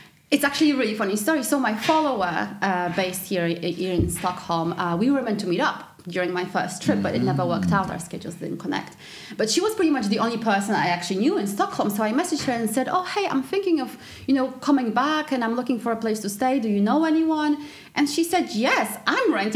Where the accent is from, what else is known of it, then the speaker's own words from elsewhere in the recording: Poland; moved away as an adult; also born or lived in England; now in Sweden; growing up in Poland